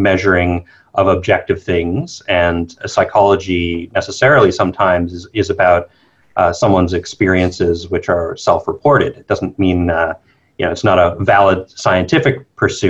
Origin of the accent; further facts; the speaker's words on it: New Brunswick, Canada; moved away as an adult; also born or lived in Montreal / Toronto / United States; now in Melbourne, Australia; I'm from Canada originally. So I grew up on the very east coast of Canada, New Brunswick.